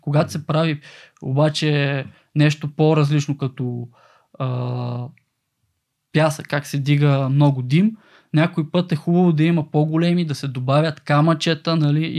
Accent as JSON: {"language": "Bulgarian", "town": "Kardzhali", "region": "Kardzhali Province", "country": "Bulgaria", "tie": "born or raised there", "said": "съм родом от Кърджили"}